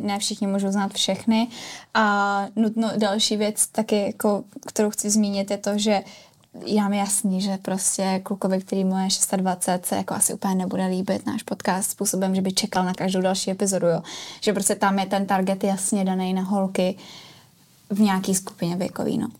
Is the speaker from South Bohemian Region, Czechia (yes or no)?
no; Prague, Czechia; Já jsem pražská